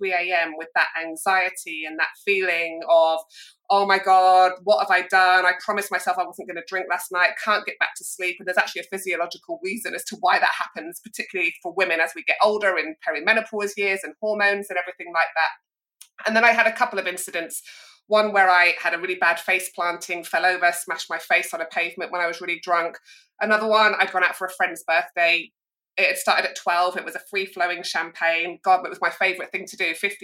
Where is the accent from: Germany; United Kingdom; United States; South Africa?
United Kingdom; Northern England; moved away as an adult; also born or lived in London; I discovered alcohol growing up in Northern England in the 80s and 90s